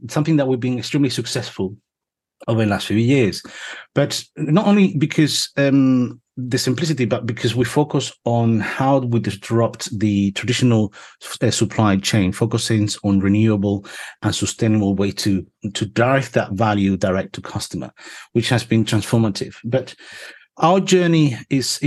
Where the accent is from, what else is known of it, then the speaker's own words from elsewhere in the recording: Spain; moved away; I'm originally from Spain